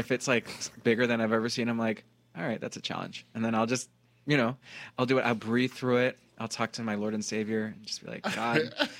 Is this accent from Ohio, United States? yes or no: yes; Cleveland, Ohio, United States; We grew up together in Cleveland, Ohio. We knew each other when we went to Notre Dame Cathedral Latin.